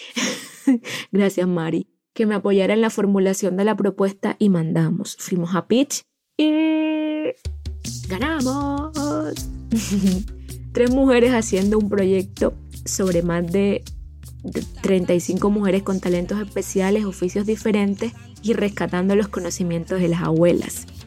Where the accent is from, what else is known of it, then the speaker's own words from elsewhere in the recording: Santo Tomás, Atlántico, Colombia; Vengo de un pueblo, Santo Tomás Atlántico, conocido como el pulmón verde del Atlántico